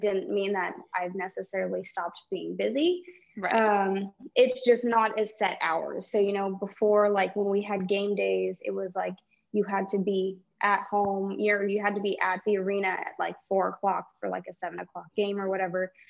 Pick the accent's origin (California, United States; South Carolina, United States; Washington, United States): California, United States; growing up in California